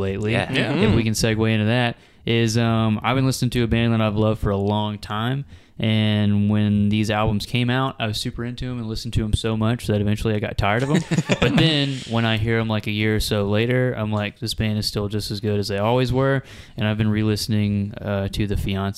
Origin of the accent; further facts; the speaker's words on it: a small town in West Tennessee, United States; being a small town in West Tennessee